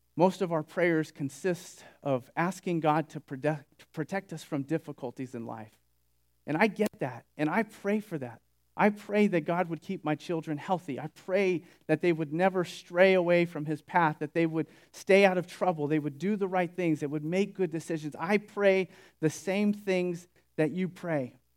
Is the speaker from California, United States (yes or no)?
yes; Sunnyvale, California, United States; moved away as an adult; also born or lived in Bakersfield; Sunnyvale, which is where I grew up